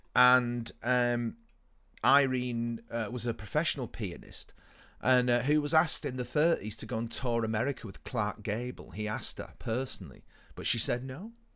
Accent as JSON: {"language": "English", "country": "United Kingdom", "said": "we are British"}